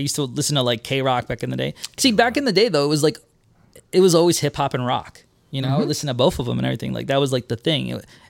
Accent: New York City, New York, United States; moved away; also born or lived in New Jersey; So I'm from Midwood, Brooklyn.

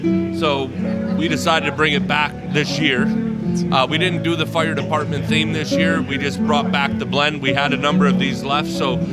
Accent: Detroit, Michigan, United States; also born or lived in Dearborn, Michigan / Allen Park, Michigan; born and raised in the Detroit area. Born at Oakwood.

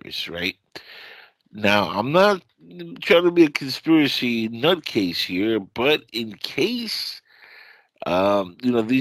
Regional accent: California, United States; now in Florida, United States; I grew up actually a 49ers fan when I was out in the West Coast growing up in California

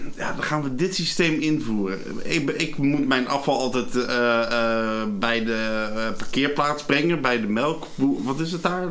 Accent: Arnhem, Gelderland, Netherlands; ik kom uit Arnhem

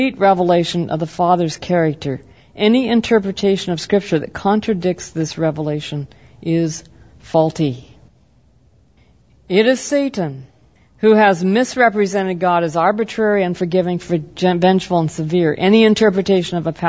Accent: the Northwest, Pacific Northwest, United States; I grew up in the Northwest, and the Northwest in the 60s was extremely that way

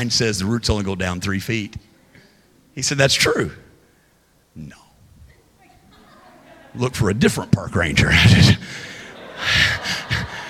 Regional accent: Southern Illinois, United States; I'm a Midwesterner. I grew up in Southern Illinois

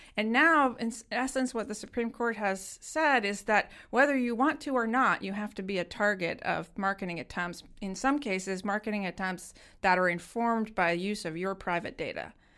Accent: United States; growing up in America

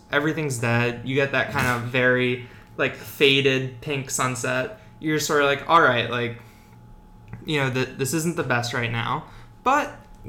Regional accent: outside of Baltimore, Maryland, United States; I grew up outside of Baltimore.

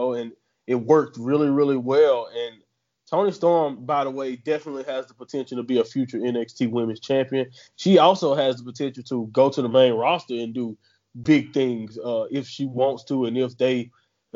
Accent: Southern United States, United States; I'm from Southern United States, so I've heard that phrasing used in the past

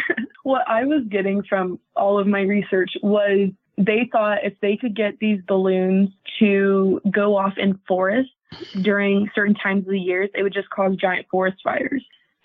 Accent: Oregon, United States; also born or lived in Southern California / New Mexico; now in Utah, United States; that was about 45 minutes from where I grew up in Oregon.

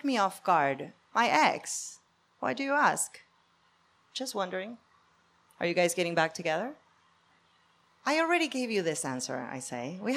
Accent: Argentina; moved away; I'm from Argentina.

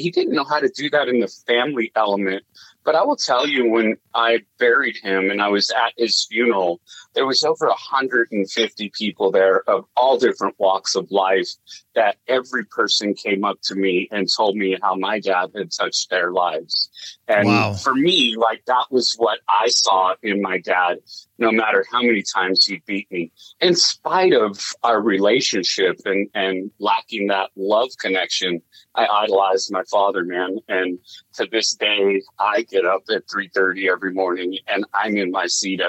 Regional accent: Long Beach, California, United States; moved away as an adult; also born or lived in Compton, California / Paramount, California / Pasadena, California; I was raised in Southern California till I was about 19 or 20.

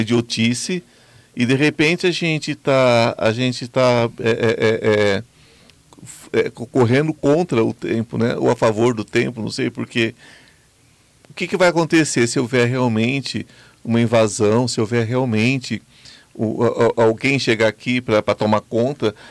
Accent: Brazil; eu sou brasileiro, amo meu país profundamente

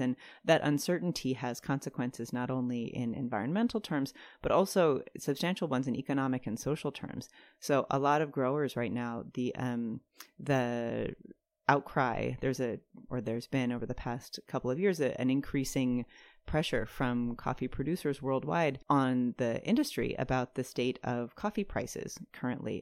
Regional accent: Durham, North Carolina, United States; I moved back to where we grew up in Durham

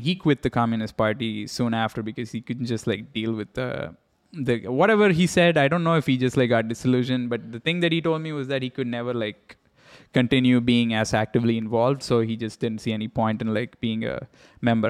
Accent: India; I grew up in India

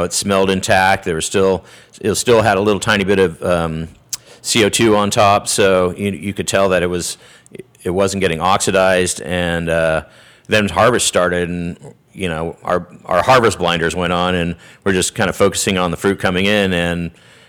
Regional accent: Ojai, California, United States; also born or lived in Santa Ynez, California / Paso Robles, California; where I grew up down in Ojai and where I went to high school down in San Ynez area

